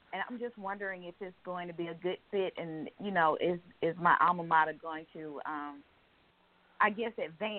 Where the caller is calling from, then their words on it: Georgia, United States; I'm calling from Georgia.